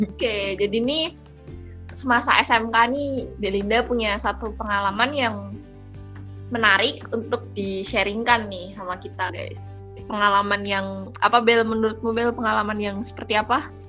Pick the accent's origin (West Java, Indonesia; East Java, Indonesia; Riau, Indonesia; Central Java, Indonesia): Central Java, Indonesia; Kebumen; moved away as an adult; also born or lived in Magelang; now in Yogyakarta, Indonesia; aku asalnya dari Kebumen, salah satu kota di Jawa Tengah